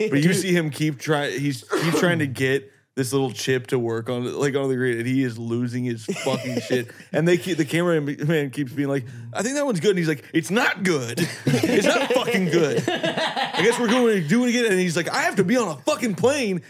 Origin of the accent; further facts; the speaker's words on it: Indiana, United States; growing up in Indiana